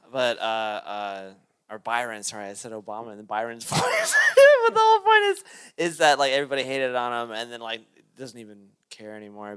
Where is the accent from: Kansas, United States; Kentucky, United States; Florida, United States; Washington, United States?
Kentucky, United States; Lexington; I'm from Lexington, Kentucky